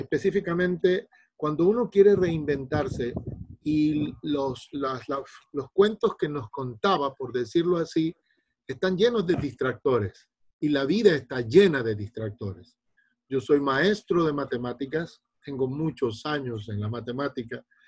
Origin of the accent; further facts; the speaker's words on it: Guayaquil, Guayas, Ecuador; soy de Guayaquil, Ecuador.